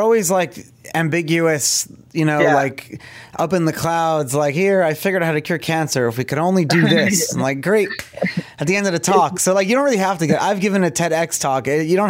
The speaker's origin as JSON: {"language": "English", "country": "Canada", "said": "I'd be proud as like, you know, like as a Canadian, it's like so much innovation has come out of Canada"}